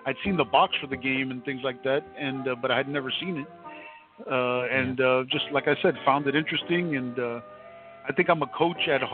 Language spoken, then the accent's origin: English; Miami, Florida, United States; I'm born and bred in Miami, Florida, all my life